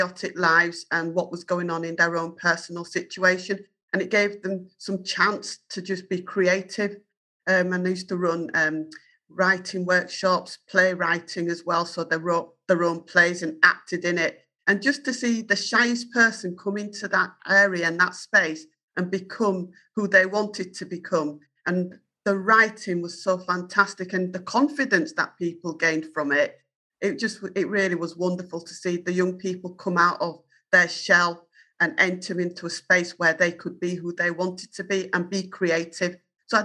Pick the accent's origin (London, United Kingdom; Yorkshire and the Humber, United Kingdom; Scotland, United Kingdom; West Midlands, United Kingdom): Yorkshire and the Humber, United Kingdom; accent: Yorkshire; my Yorkshire accent